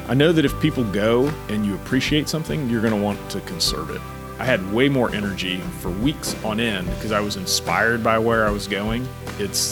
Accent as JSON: {"language": "English", "town": "Houston", "region": "Texas", "country": "United States", "tie": "born or raised there", "said": "I was born and raised in Houston"}